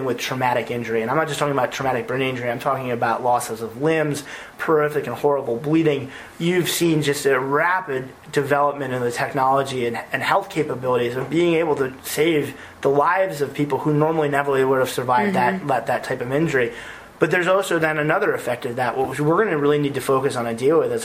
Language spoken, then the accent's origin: English; United States; we as the American people